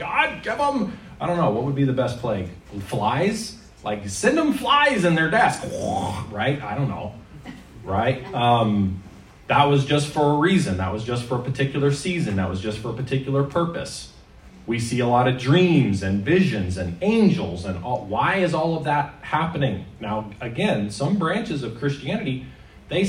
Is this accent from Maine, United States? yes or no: yes; Maine, United States; now in Canada; As a child, I grew up in Maine